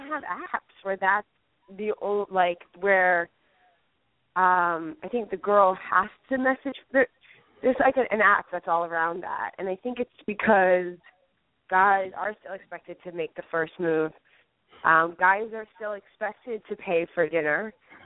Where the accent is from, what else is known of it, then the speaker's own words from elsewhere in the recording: New York City, New York, United States; I'm a New Yorker